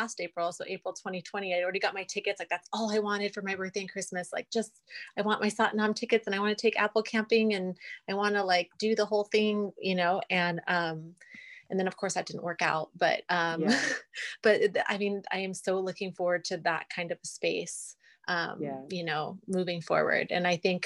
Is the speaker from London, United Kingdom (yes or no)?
yes; London, United Kingdom; moved away; I'm originally from England. I'm from London. So I have a lot of family there. And so we travel back there often